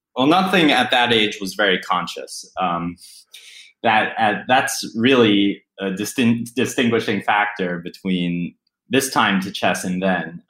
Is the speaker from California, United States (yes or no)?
no; Pittsburgh, Pennsylvania, United States; I grew up in Pittsburgh, which had a decent chess scene